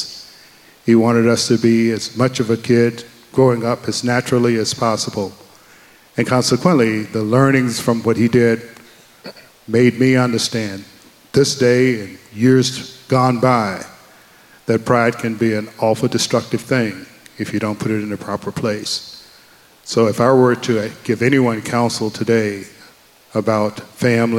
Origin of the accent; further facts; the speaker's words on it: the South, United States; we grew up, I grew up in the 60s, and we grew up in the South